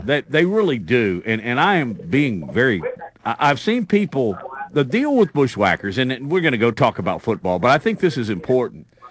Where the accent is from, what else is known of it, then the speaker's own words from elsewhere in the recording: Alabama, United States; I grew up in Alabama